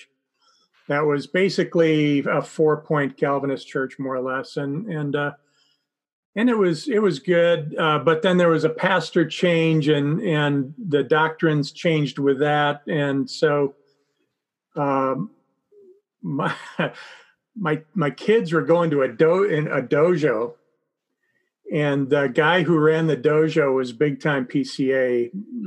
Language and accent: English; outside of Milwaukee, Wisconsin, United States; I grew up outside of Milwaukee, Wisconsin